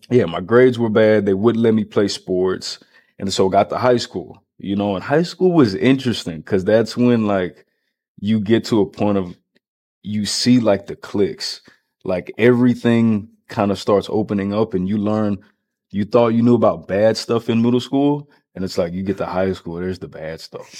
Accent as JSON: {"language": "English", "town": "Round Rock", "region": "Texas", "country": "United States", "tie": "born or raised there", "said": "I grew up here in Texas, here in Round Rock"}